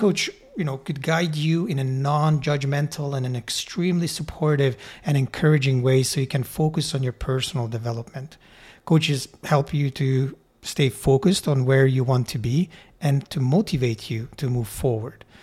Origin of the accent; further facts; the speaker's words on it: Hungary; moved away as an adult; now in Canada; I grew up in Hungary and immigrated to Canada when I was nineteen years old.